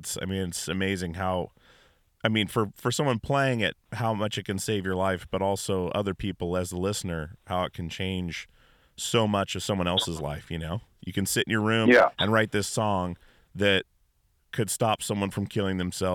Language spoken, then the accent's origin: English; Alaska, United States; I grew up in Alaska